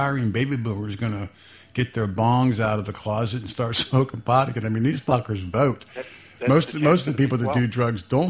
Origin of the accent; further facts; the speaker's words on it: Fairborn, Ohio, United States; I grew up in Fairborn, Ohio